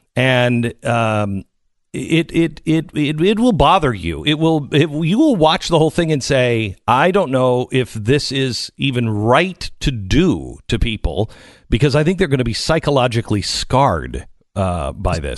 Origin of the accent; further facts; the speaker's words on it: Seattle, Washington, United States; I grew up in Seattle.